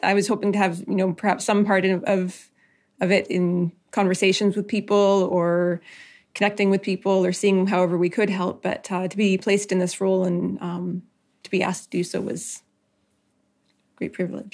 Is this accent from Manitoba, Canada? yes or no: no; Nisga'a Nation, British Columbia, Canada; I'm from the Niska Nation